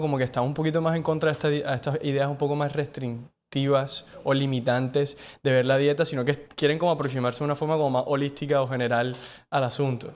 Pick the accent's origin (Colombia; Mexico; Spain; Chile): Colombia; Cartagena, Bolívar; creciendo también en Cartagena, como creo que crecimos todos